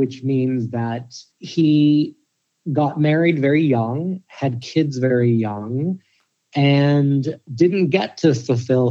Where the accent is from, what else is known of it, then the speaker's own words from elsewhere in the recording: Pittsburgh, Pennsylvania, United States; I grew up in Pittsburgh